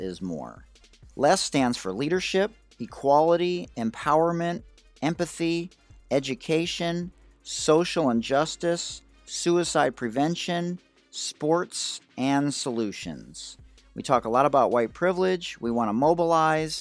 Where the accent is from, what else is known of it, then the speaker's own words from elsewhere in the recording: Detroit, Michigan, United States; I'm from Detroit. I went to Oak Park High School. I love my Detroit teams. Loved my friends growing up on Leslie.